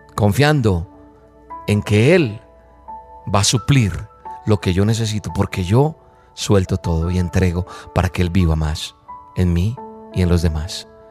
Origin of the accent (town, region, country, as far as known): Colombia